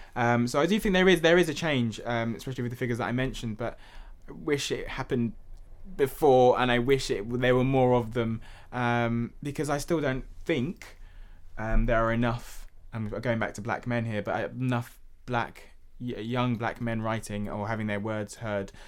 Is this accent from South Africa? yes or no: no; London, United Kingdom; growing up in Hackney